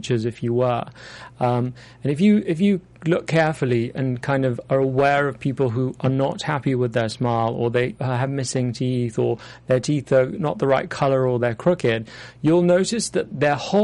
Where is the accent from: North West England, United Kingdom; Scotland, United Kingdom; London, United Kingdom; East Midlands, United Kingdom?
London, United Kingdom; moved away as an adult; now in Los Angeles, United States; as a Londoner, I have to say, no matter how, I think even if I'll be here for 50 years, it'll always be new for me, because having had that, you know, that upbringing in London